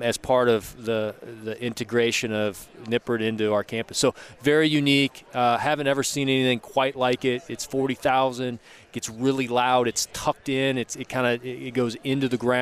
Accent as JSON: {"language": "English", "town": "Lincoln", "region": "Nebraska", "country": "United States", "tie": "born or raised there", "moved": "yes", "lives_now": "Cincinnati, United States", "said": "Growing up in Nebraska"}